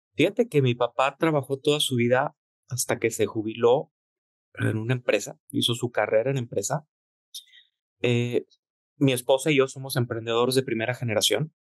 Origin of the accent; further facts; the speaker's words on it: Torreón, Coahuila, Mexico; also born or lived in Monterrey; yo soy de Torreón, todos los días iba yo en las tardes a hacer mi tarea en la quesería